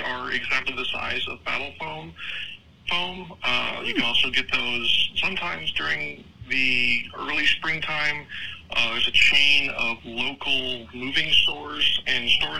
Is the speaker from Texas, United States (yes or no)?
yes; Texas, United States; being a Texan